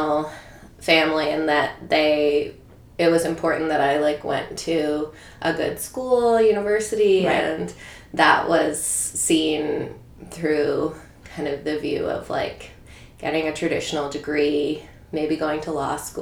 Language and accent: English; Toronto, Ontario, Canada; also born or lived in New York; I grew up in Toronto.